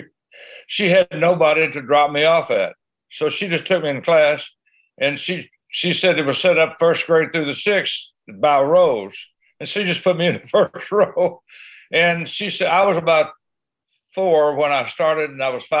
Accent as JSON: {"language": "English", "town": "Willow Springs", "region": "Missouri", "country": "United States", "tie": "born or raised there", "said": "I grew up on a farm, and there's a sign on Highway 63 that says I was born in Willow Springs, Missouri, and I was"}